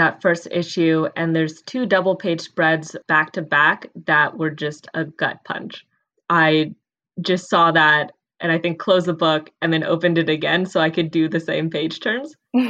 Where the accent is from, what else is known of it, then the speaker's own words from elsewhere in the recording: the Bay Area, California, United States; Growing up in the Bay Area, this house was based in San Jose.